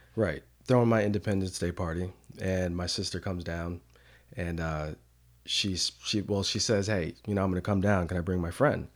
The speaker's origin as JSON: {"language": "English", "town": "New Canaan", "region": "Connecticut", "country": "United States", "tie": "born or raised there", "moved": "yes", "lives_now": "Durham, United States", "said": "in a small town called, uh, New Canaan"}